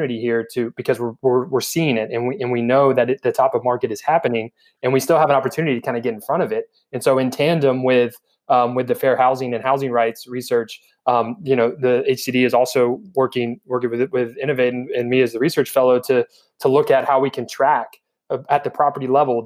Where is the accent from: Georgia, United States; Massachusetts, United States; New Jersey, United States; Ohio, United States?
Georgia, United States; Atlanta; now in Memphis, United States; My hometown of Atlanta